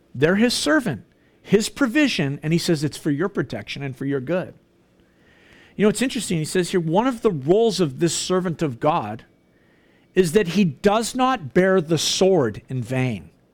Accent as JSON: {"language": "English", "country": "Canada"}